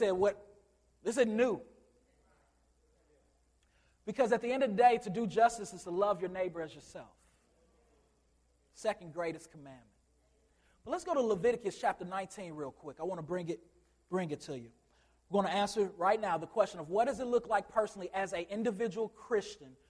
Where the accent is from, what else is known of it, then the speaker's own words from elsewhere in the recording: Chicago, Illinois, United States; I'm from Chicago